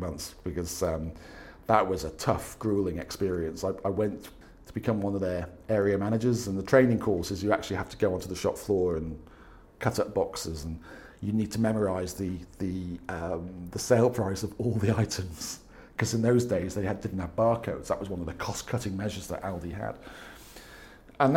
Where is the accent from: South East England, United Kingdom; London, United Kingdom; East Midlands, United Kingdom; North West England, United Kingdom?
North West England, United Kingdom; Wirral Peninsula; moved away as an adult; also born or lived in Staffordshire; now in Spain; I am originally from the Wirral Peninsula, which is kind of that little bit that sticks out near Liverpool.